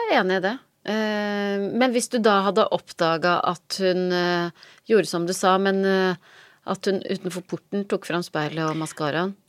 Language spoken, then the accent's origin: Norwegian; Vik, Vestland, Norway; also born or lived in Trøndelag; vi flytta fra Trøndelag til Vik i Sogn da jeg var tre år.